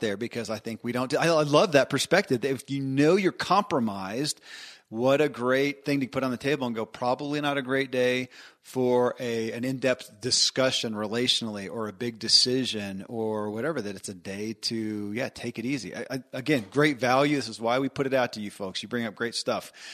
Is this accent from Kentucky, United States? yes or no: yes; Kentucky, United States; born or raised there